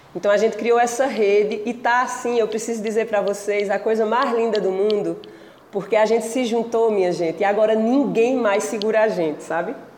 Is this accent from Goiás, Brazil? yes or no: no; Pajeú, Pernambuco, Brazil; moved away; quando eu voltei para o Pajeú, né, eu passei 17 anos longe da minha terra, até que eu entendi que eu queria voltar para a minha terra